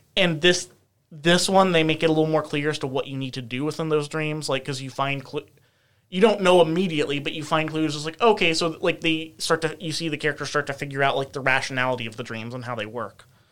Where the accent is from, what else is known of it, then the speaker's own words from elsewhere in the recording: United States; as an American